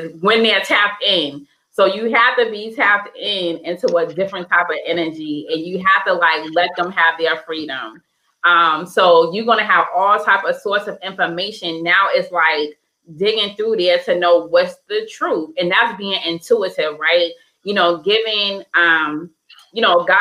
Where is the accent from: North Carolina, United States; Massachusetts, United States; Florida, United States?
Massachusetts, United States; Boston; now in Alabama, United States; I live in Alabama, as you guys know, but I'm from Boston, Massachusetts